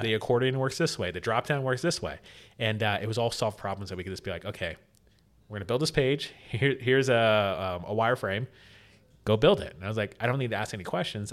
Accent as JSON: {"language": "English", "town": "St. Petersburg", "region": "Florida", "country": "United States", "tie": "born or raised there", "said": "in my hometown actually in st pete"}